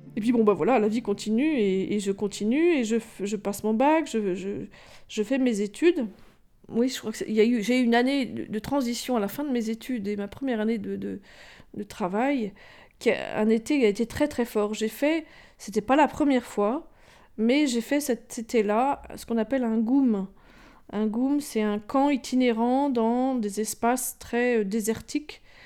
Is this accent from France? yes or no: yes; Rambouillet, Île-de-France, France; J'ai grandi à Rambouillet essentiellement